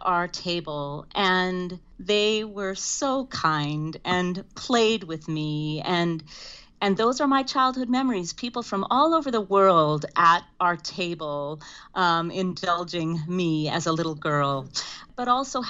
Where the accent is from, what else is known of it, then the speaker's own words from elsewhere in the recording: Saskatoon, Saskatchewan, Canada; I was born and raised in Saskatoon, Saskatchewan, into a tight-knit Mennonite community.